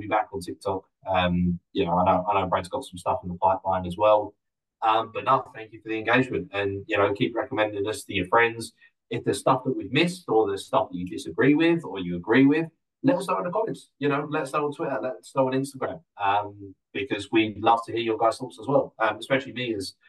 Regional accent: Essex, East of England, United Kingdom; I'm from Essex

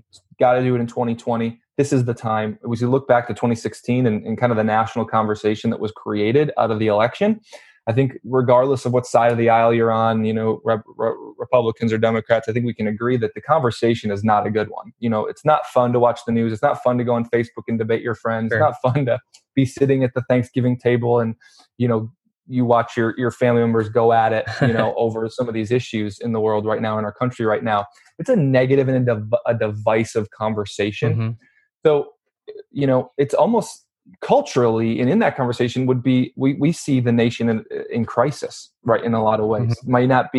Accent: Midwest, United States; You know, like I said, we're from the Midwest. We have no business creating, you know, leading or spearheading, being the face of an event in LA.

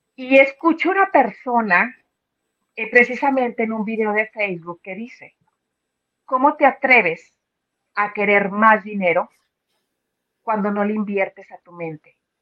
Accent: León, Guanajuato, Mexico; moved away as an adult; now in United States; soy de León, Guanajuato, ahí se hace zapato

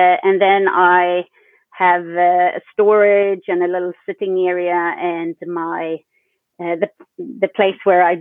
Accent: Sweden; I'm from Sweden. I live in Sweden and I live in Stockholm

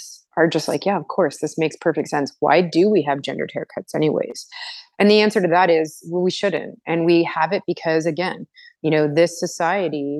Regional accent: Toronto, Ontario, Canada; I am from Toronto in Canada, and I am currently working all over the place, but mostly based out of Toronto.

